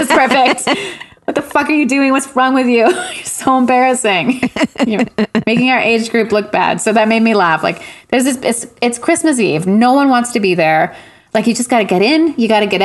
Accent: Montreal, Quebec, Canada; moved away as an adult; now in Vancouver, Canada; I'm from Montreal and the surrounding area. But I've been out here for like 20 years.

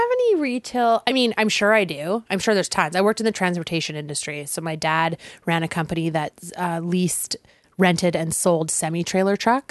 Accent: North Vancouver, British Columbia, Canada; I grew up in North Vancouver

